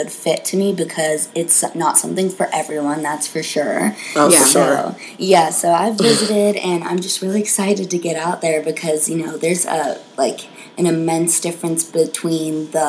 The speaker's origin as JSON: {"language": "English", "town": "Denver", "region": "Colorado", "country": "United States", "tie": "born or raised there", "said": "I grew up in Denver, so I'm from the area"}